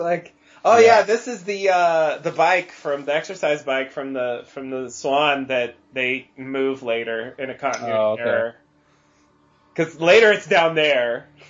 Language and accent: English; Scotland, United Kingdom; I know I'm Scottish, but come on.